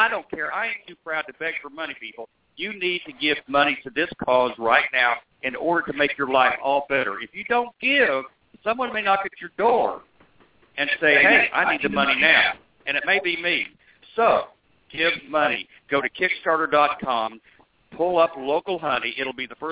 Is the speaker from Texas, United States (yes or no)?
no; Oklahoma, United States; I'm from Oklahoma, and I'm old.